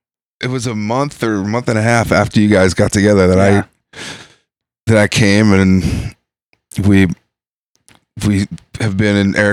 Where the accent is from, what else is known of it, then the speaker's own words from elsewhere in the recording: Philadelphia, Pennsylvania, United States; moved away as an adult; also born or lived in Los Angeles / Midwest; we grew up on the East Coast. I'm from Philly, and then I spent a lot of years in LA as well